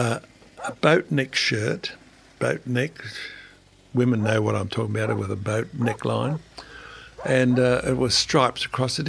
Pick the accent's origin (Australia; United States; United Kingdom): Australia; me being Australian